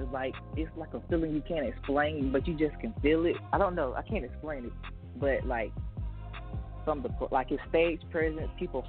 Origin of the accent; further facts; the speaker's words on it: Blair, South Carolina, United States; I'm from Blair, South Carolina.